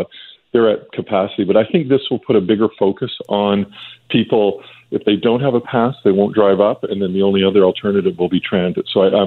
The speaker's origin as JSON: {"language": "English", "region": "British Columbia", "country": "Canada", "said": "we all as a British Columbians"}